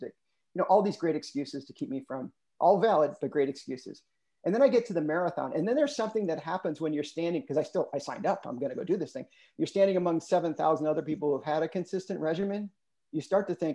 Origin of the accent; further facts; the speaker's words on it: United States; growing up in the States